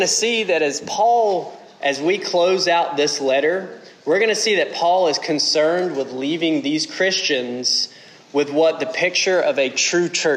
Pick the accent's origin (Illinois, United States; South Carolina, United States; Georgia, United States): Georgia, United States; South Central; moved away; I'm from South Central Georgia.